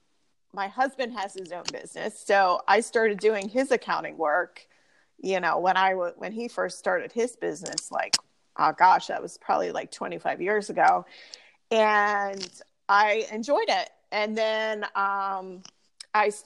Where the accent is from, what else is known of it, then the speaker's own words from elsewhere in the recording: Pottstown, Pennsylvania, United States; I currently live in Pottstown, and that is where I grew up. I didn't go very far.